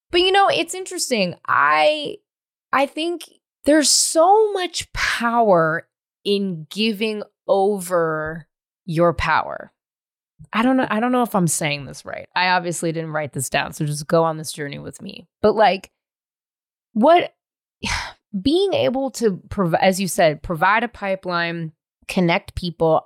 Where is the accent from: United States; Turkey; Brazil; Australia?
United States; the Bay Area, California; I'm from the Bay.